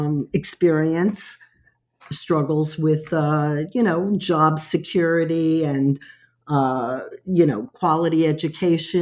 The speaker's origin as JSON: {"language": "English", "town": "New York City", "region": "New York", "country": "United States", "tie": "born or raised there", "also_born_or_lived": "Alabama / Long Island", "said": "came to New York when I was 3 months old and grew up in a, you know, Italian-American and Puerto Rican community in Brooklyn."}